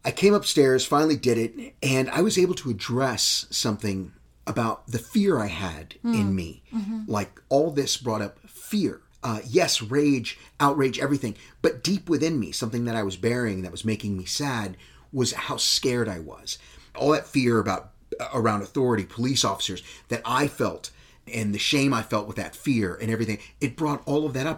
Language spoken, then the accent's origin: English; Texas, United States; I'm a vegetarian, but I'm still from Texas.